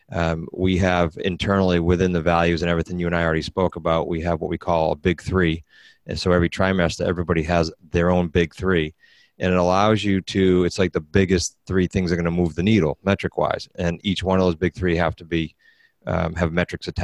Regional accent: New England, United States; we're from England, New England

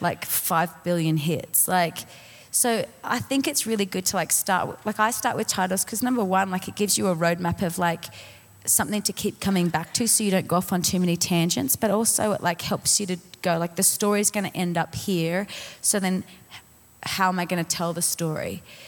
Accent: Colorado Springs, Colorado, United States; I'm from Colorado Springs.

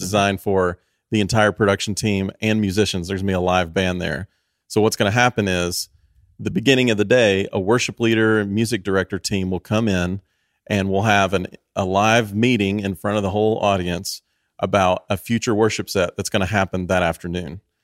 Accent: Tennessee, United States; I grew up in Tennessee

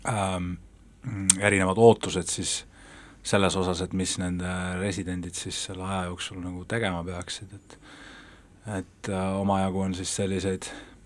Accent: Tallinn, Harju County, Estonia; ma elan, elan ikkagi, olen siit pärit ja mu pere elab siin nagu äh, siin noh, ka linnas

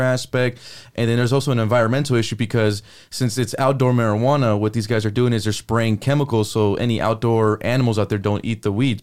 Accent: Palmdale, California, United States; also born or lived in Washington, D.C.; headed up to Palmdale

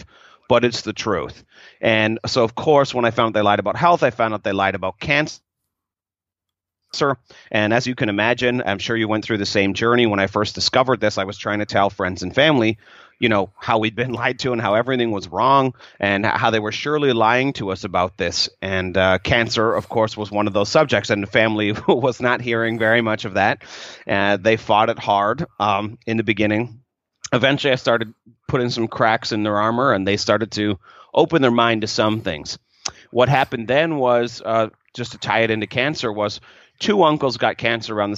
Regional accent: Canada; I'm from Canada originally

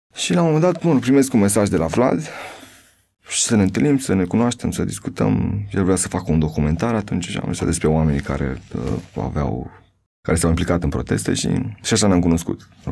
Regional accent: Buhuși, Bacău County, Romania; moved away; Sunt din Bucuști

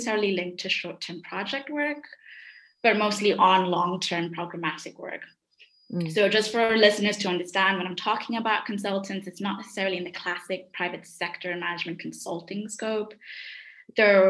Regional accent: Kenya; also born or lived in London, United Kingdom; now in Munich, Germany; I'm Kenyan. I come from a country where you can say there's a thriving nonprofit industry

